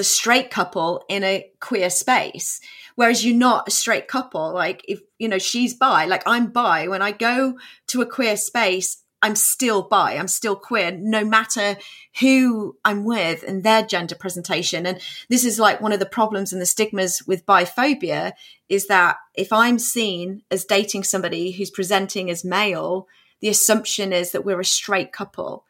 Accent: England, United Kingdom; moved away as an adult; also born or lived in New York, United States; now in Texas, United States; I was born in England.

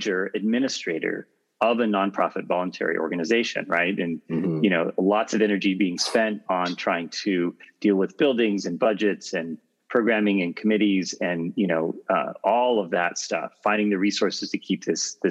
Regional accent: California, United States; I grew up in California in a secular home

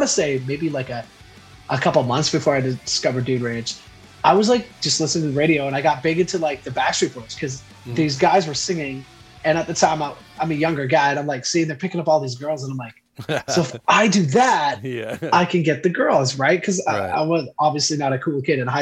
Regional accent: outside Ottawa, Quebec side, Canada; I was outside of Ottawa on the Quebec side from a very, very small town, very like more cows than people kind of town on the Quebec side. So I grew up with that.

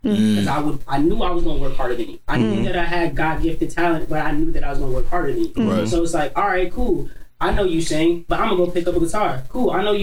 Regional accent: New York City, New York, United States; growing up in Queens, it's different.

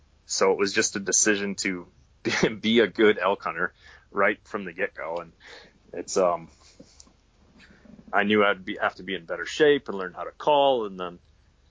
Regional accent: Pennsylvania, United States; moved away as an adult; now in Idaho, United States; I grew up hunting in Pennsylvania, hunting whitetail deer

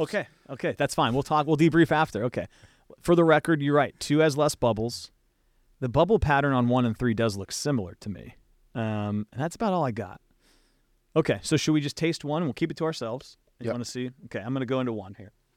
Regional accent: West Coast, United States; I grew up watching Duke on the West Coast

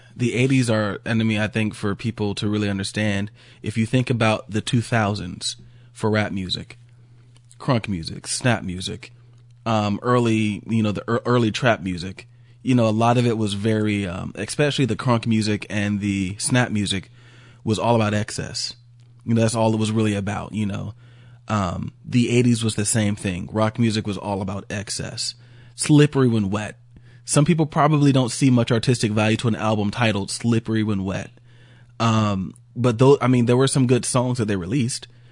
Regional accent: Georgia, United States

